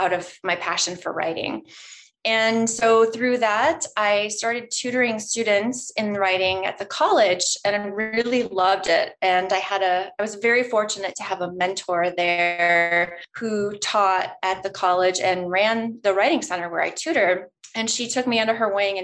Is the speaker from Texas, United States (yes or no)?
no; Nebraska, United States; moved away as an adult; now in Minnesota, United States; I grew up in Nebraska for most of my life, and then I moved to Minnesota for college and ended up staying here